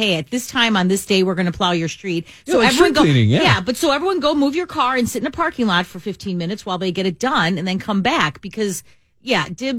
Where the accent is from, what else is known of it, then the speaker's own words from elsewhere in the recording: Chicago, Illinois, United States; I grew up in Chicago. I born and raised in Chicago.